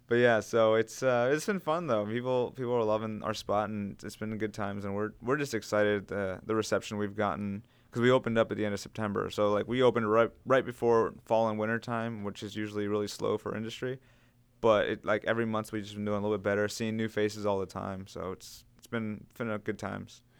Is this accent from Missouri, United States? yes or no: no; Gaithersburg, Maryland, United States; I'm originally from Montgomery County, uh, so we're still living in Gaithersburg, which is where I originally grew up